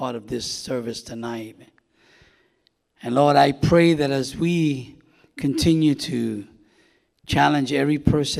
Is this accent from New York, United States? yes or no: yes; New York City, New York, United States; moved away; also born or lived in Winter Haven, Florida; I grew up in New York City, was born and raised, born in Manhattan, delivered to the Bronx